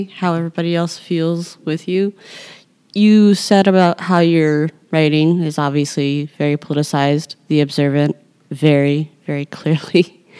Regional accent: Illinois, United States; like, you're from Southern Illinois, at which point you just never say you're from Illinois. You're like, I'm from the South.

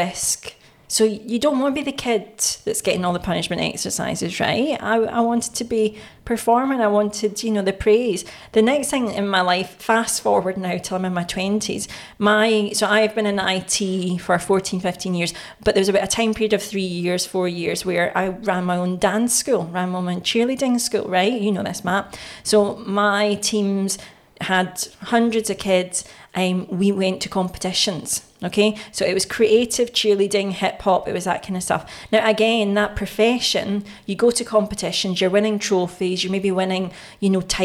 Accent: Glasgow, Scotland, United Kingdom; back in those days, in the 90s in Scotland or in Glasgow

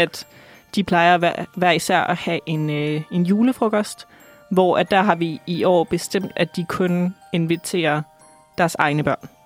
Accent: Aalborg, North Denmark Region, Denmark; moved away; Jeg kommer fra Jylland, mm-hmm. så øh, jeg skal tilbage til Aalborg.

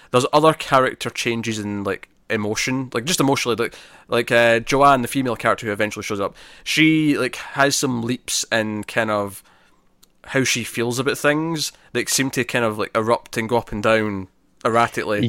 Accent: Scotland, United Kingdom; I'm Scottish

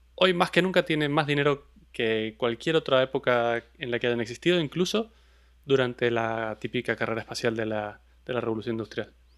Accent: Mendoza, Argentina; de donde soy yo, de Mendoza, en Argentina

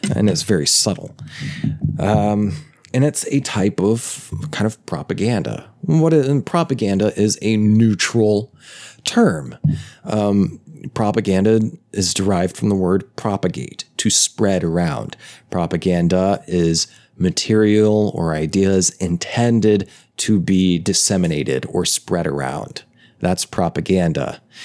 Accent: United States; growing up in the United States of America

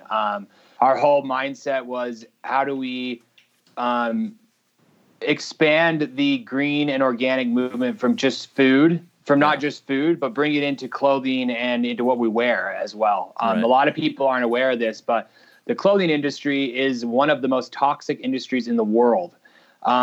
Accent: Salt Lake City, Utah, United States; we grew up here in Salt Lake City, just right outside Salt Lake

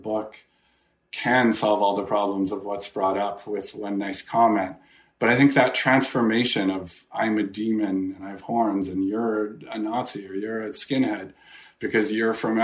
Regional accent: Edmonton, Alberta, Canada; growing up in Edmonton, which had a small community

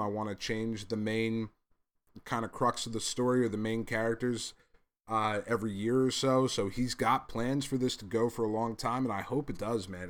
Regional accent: Englewood, New Jersey, United States; I was born in Englewood.

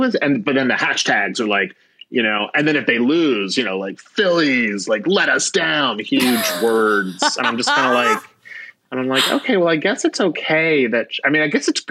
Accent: Philadelphia, Pennsylvania, United States; moved away; I'm from Philadelphia.

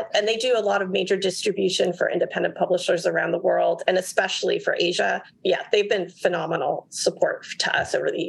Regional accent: San Francisco, California, United States; moved away; the San Francisco Art Book Fair in 2020, which is my hometown

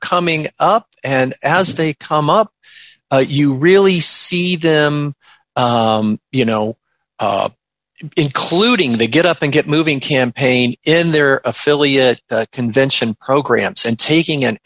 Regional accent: Clearwater, Florida, United States; also born or lived in Orlando, Florida; my hometown, Clearwater, Florida

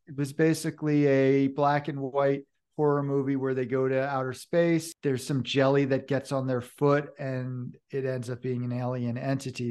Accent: Hudson River Valley, New York, United States; also born or lived in Vermont / Oregon / Colorado; now in Boulder County, United States; I was born in the Hudson River Valley of New York State

